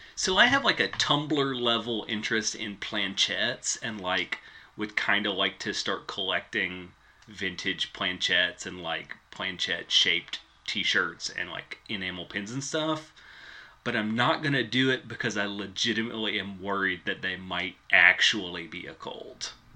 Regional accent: West Tennessee, United States; I grew up in West Tennessee

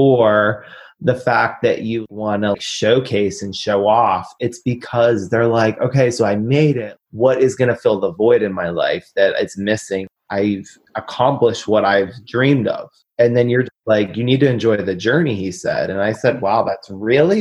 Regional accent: Pittsburgh, Pennsylvania, United States; I'm from Pittsburgh

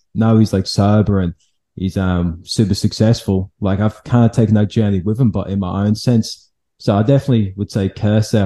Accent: England, United Kingdom; now in Australia; I'm from England

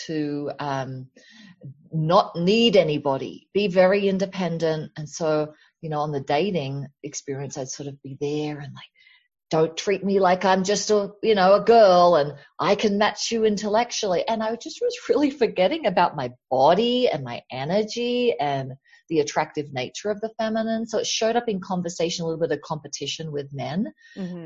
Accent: Australia; now in United States; I grew up in Australia, which has the tall poppy syndrome

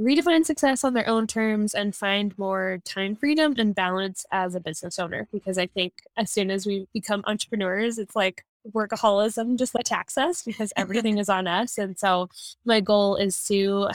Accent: New Jersey, United States; moved away as an adult; I am originally from New Jersey, but me and my husband are RVing around the country

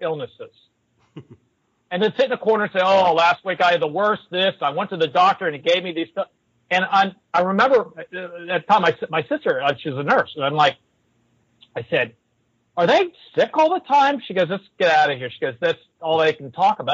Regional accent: Pittsburgh, Pennsylvania, United States; When I grew up, I grew up in Pittsburgh

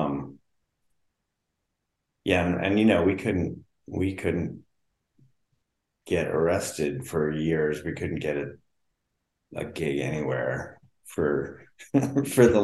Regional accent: East Coast, United States; moved away; also born or lived in Colorado / Los Angeles; I grew up on the East Coast

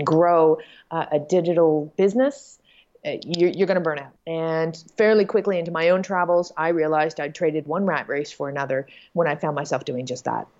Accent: Toronto, Ontario, Canada; moved away as an adult; my hometown of Toronto, Canada.

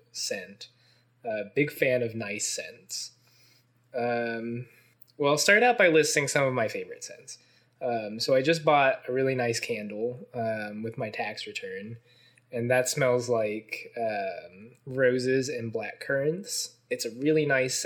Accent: Mason, Ohio, United States; also born or lived in Cincinnati, Ohio; I grew up in Mason, Ohio, just like you did.

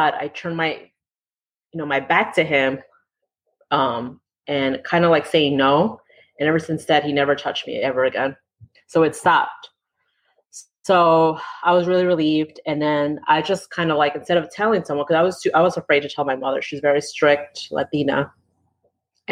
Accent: New York City, New York, United States; first language English; I was born and raised in New York City in Queens, worked in Manhattan all my life

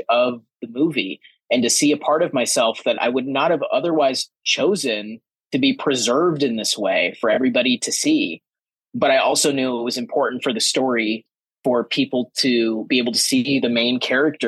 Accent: Kansas, United States; moved away as an adult; a queer closeted kid growing up in Kansas

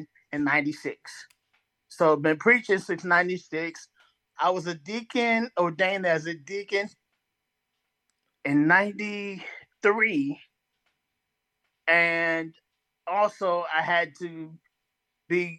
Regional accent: Bridgeport, Connecticut, United States; moved away; also born or lived in North Carolina; was born and raised in Bridgeport, Connecticut.

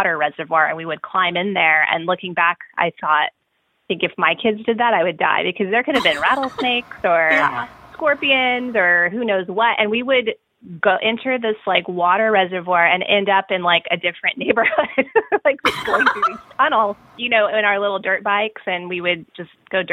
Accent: El Paso, Texas, United States; I grew up in El Paso, Texas, which is the westernmost point of Texas

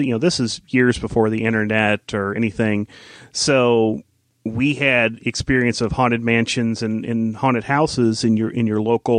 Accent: Midwest, United States; You know, I grew up in the Midwest, and it's sort of a rite of passage.

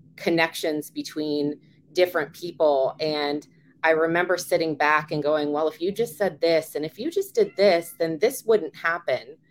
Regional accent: Virginia, United States; I'm born and raised in Virginia

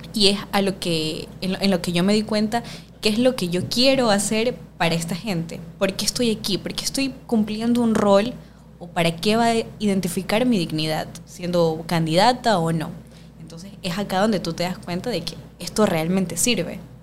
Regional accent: Guayaquil, Guayas, Ecuador; soy guayaquileña, más guayaca que el encebollado

